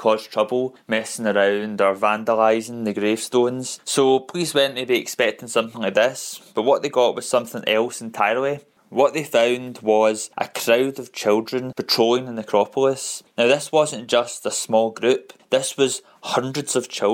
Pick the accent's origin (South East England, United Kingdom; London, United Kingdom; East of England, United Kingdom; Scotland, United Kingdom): Scotland, United Kingdom; Glasgow; I come from Glasgow, Scotland